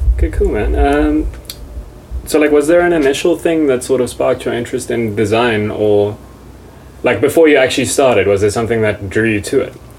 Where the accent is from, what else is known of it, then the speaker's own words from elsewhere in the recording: Bloemfontein, Free State, South Africa; I'm from Bloemfontein